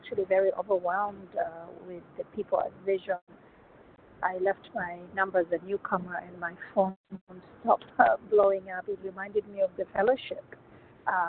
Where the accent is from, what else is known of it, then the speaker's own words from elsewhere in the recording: Kenya; moved away as an adult; now in United States; I grew up in Kenya.